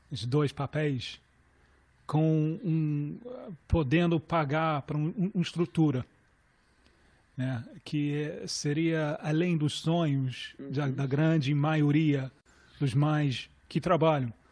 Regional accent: London, United Kingdom; accent: London; a minha pronúncia é muito londrina

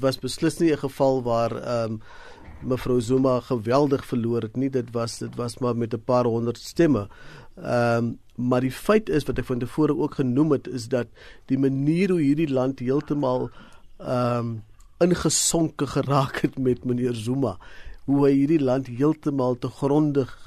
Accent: South Africa; vir ons as Suid-Afrikaners

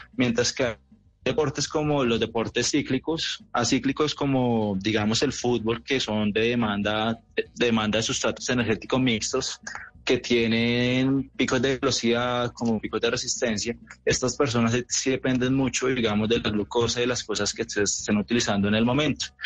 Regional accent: Colombia; Soy el mejor colombiano de la historia

